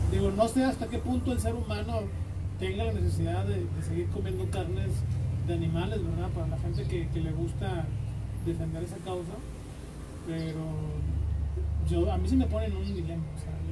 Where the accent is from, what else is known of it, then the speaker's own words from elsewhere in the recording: Monterrey, Nuevo León, Mexico; yo siempre he dicho que yo soy regio